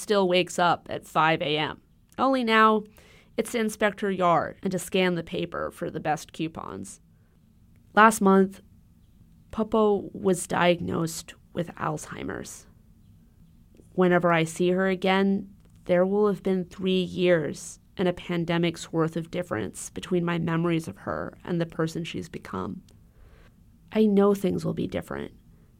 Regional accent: Honolulu, Hawaii, United States; moved away; I grew up in Honolulu

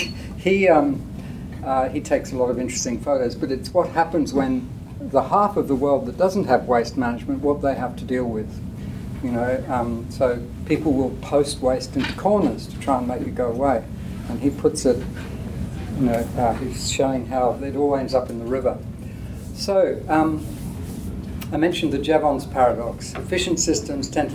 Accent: India; I grew up in India where this was still happening in the 50s

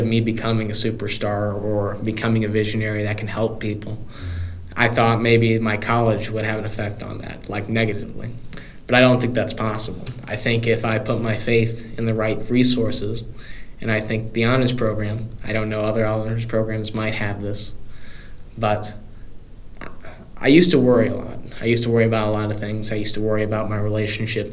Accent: Carbondale, Illinois, United States; moved away as an adult; now in Springfield, United States; I was going to go to SIUC if I didn't get admitted anywhere else because I lived 5 minutes off of campus.

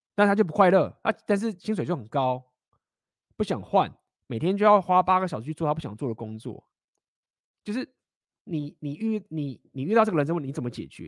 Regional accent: Taiwan; moved away; also born or lived in Shanghai, China; 我本来就台湾人啊，本来就讲中文啊

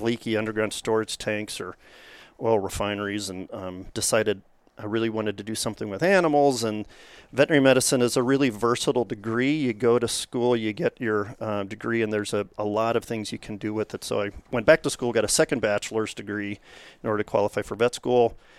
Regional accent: Kentucky, United States; moved away; also born or lived in Rhode Island; I grew up in Kentucky in a horse family, a fox hunting family

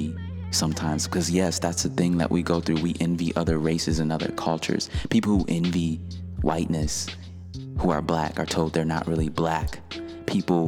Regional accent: Detroit, Michigan, United States; I grew up in Detroit, Michigan, and in a part where some would refer to as the hood

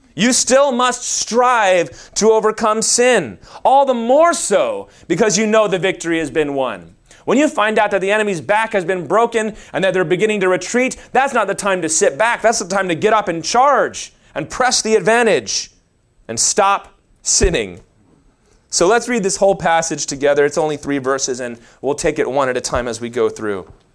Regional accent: the Bible Belt, United States; We grew up in the Bible Belt

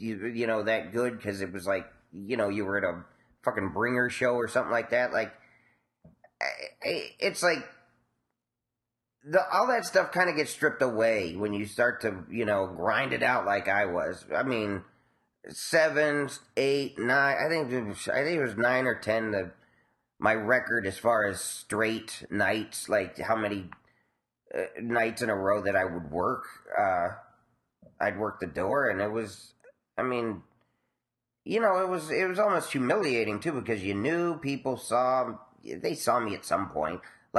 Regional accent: New York City, New York, United States; growing up in Spanish Harlem.

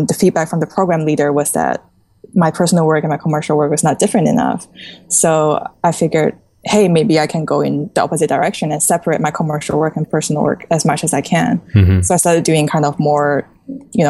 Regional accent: Singapore; also born or lived in China; growing up in China, we were quite sheltered in, you know, being exposed to art and stuff. And after I moved to Singapore, I was pretty much, you know, just growing up on my own

